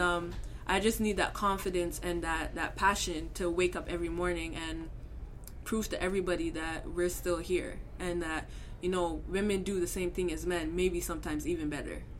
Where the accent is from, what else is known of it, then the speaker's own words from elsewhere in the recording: Canada; also born or lived in Scarborough, Toronto, Ontario; being a Canadian athlete and being female